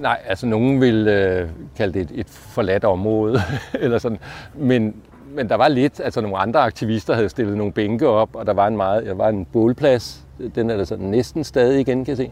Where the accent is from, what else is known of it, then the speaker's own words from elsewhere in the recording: Allerød, Capital Region of Denmark, Denmark; moved away as an adult; also born or lived in Copenhagen; Jeg voksede op i provinsen i Allerød